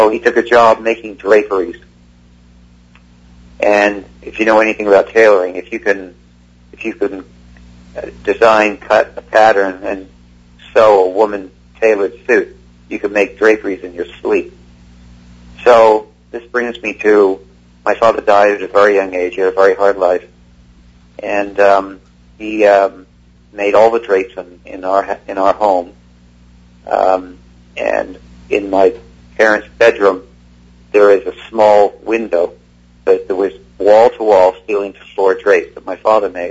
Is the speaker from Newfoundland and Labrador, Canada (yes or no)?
no; Toronto, Ontario, Canada; moved away; also born or lived in England; I grew up in Toronto, Canada. I was born in England. I grew up in Toronto, Canada